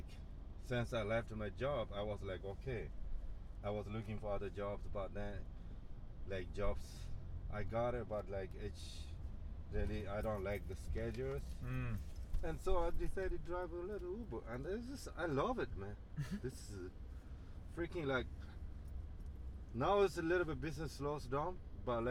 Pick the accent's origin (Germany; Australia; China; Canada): China; Tibet; also born or lived in India; now in United States; I was born in Tibet and then went to India and then came to the United States